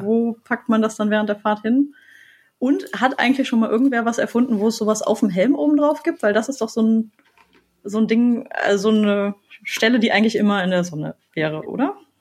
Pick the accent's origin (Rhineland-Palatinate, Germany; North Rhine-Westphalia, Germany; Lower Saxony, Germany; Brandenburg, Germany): North Rhine-Westphalia, Germany; Düsseldorf; Also ich komme zwar aus Düsseldorf